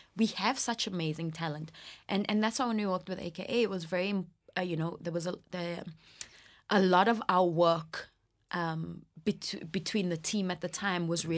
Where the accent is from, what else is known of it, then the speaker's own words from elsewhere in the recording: England, United Kingdom; now in South Africa; I was born here and I grew up in England and I came back